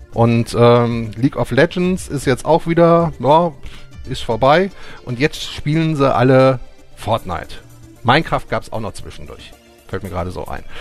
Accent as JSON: {"language": "German", "country": "Germany", "said": "bei uns in Deutschland"}